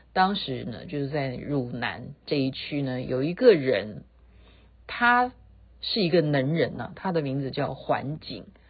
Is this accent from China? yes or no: no; Taiwan; 我们台湾人戴口罩戴得很勤